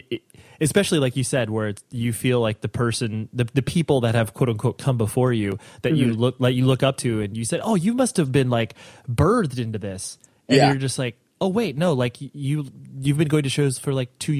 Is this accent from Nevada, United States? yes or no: yes; Las Vegas, Nevada, United States; born there; I was born in Vegas, and a lot of people have the impression of Vegas